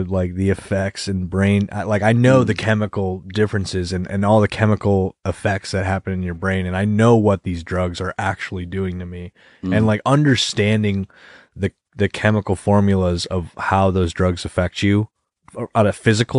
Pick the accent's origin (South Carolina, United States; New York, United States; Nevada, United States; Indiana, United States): New York, United States; Rochester; I was born and raised in Rochester